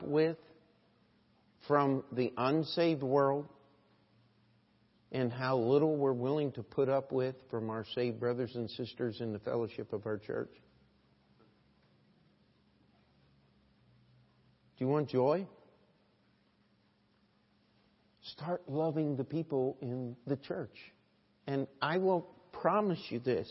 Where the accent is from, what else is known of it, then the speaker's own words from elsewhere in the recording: New York, United States; moved away; I'm from New York